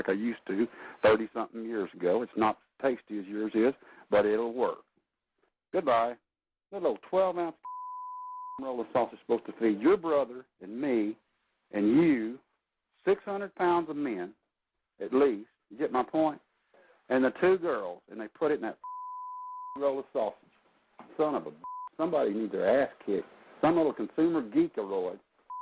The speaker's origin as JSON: {"language": "English", "region": "Texas", "country": "United States", "said": "I'm a Texas man"}